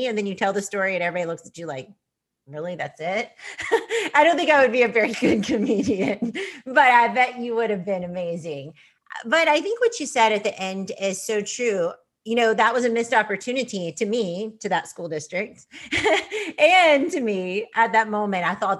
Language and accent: English; Texas, United States; also born or lived in Kansas; I came from Texas. I lived in Kansas and that was a new resource for me.